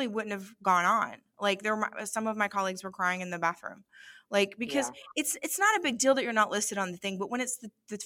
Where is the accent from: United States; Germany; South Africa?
United States; as an American